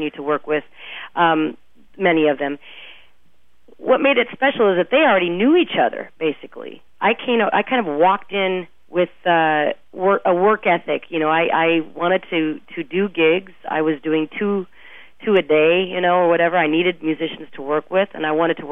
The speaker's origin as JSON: {"language": "English", "town": "Omaha", "region": "Nebraska", "country": "United States", "tie": "born or raised there", "also_born_or_lived": "Bay Area, California / Minneapolis / Kansas City", "moved": "as an adult", "said": "I grew up in Omaha, but then I moved, it's a long story, I moved to the Bay Area for a while in high school"}